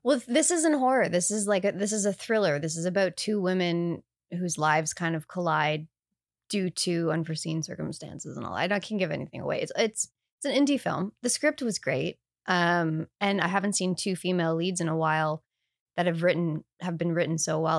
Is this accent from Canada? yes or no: yes; Canada; I say bag. I'm Canadian